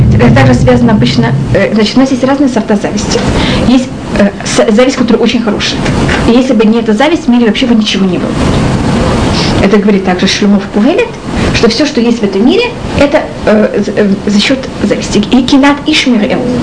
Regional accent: Russia; moved away; мы из России

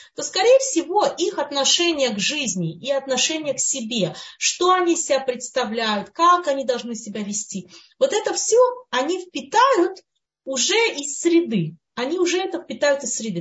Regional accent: Russia; moved away; мы которые мы выросли, скажем, в России, в Советском Союзе, кто где вырос, да, в той среде

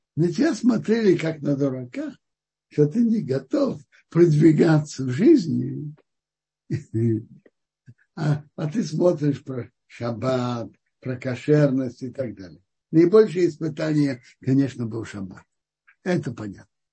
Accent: Kazan, Tatarstan, Russia; я родился в Казани уже у папы с мамой, с отцом, которые соблюдали

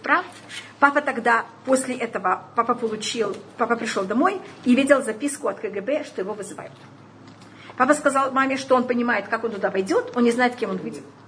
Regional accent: Tashkent, Uzbekistan; я уже родилась в Ташкенте

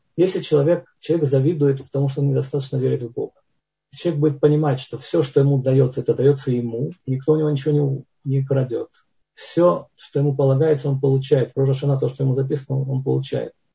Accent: Tbilisi, Georgia; moved away; я это вам говорю как не ереванец, а как тбилисец

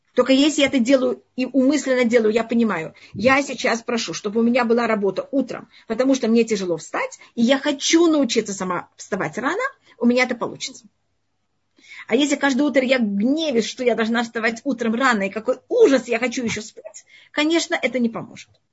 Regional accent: Tashkent, Uzbekistan; moved away; я родилась в Узбекистане, в Ташкенте

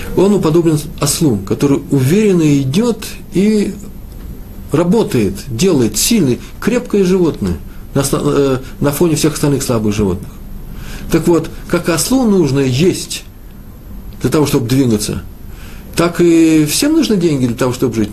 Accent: Moscow, Russia; moved away; я из Москвы

